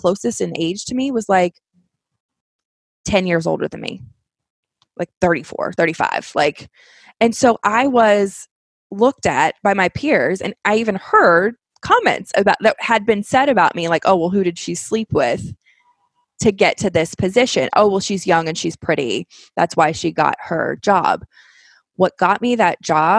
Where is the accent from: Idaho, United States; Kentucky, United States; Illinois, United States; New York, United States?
Kentucky, United States; I'm from Kentucky